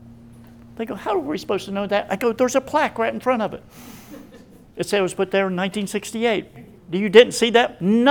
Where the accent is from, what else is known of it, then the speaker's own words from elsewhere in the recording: Appalachia, United States; I'm Appalachian